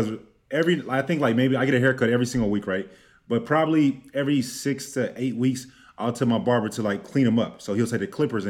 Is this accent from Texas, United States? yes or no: yes; Texas, United States; also born or lived in Biloxi, Mississippi / Georgia; Now, I'm from the South, right? I went to the military in Biloxi, Mississippi. I'm from Texas. You know, I spent a lot of time in just Georgia, just the South in general.